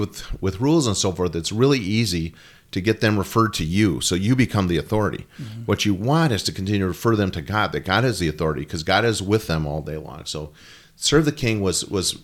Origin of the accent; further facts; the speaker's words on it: United States; being an American